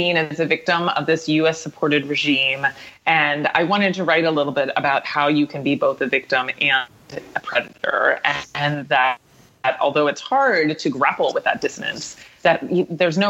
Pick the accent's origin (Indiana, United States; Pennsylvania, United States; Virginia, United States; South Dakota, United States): Pennsylvania, United States; Western; where I grew up in Western Pennsylvania